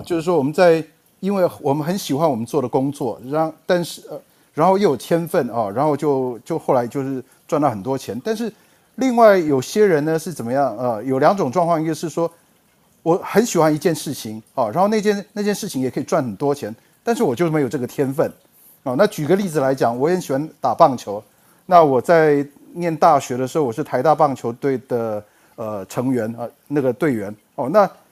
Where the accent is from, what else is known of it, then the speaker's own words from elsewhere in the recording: Taiwan; also born or lived in United States; 在一九八七年毕业于台大资讯工程系， 然后，呃，当完两年兵以后到美国布朗大学念博士，在一九九五年拿到，呃，布朗大学的 computer science 的 P H D， 然后我到，呃，I B M 的 Teacher Watson Research Center 工作了一年，啊，然后就回到台湾